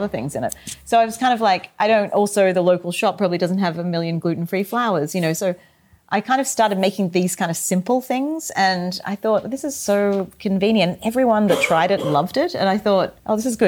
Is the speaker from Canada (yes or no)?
no; Australia; moved away; growing up in Australia, cooking the way I did with my family and my mother at home